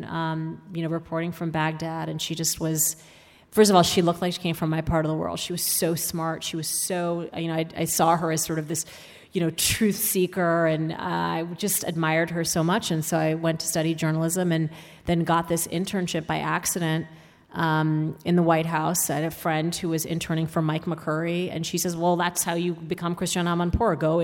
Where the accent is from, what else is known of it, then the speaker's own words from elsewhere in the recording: Saudi Arabia; now in United States; growing up in Saudi Arabia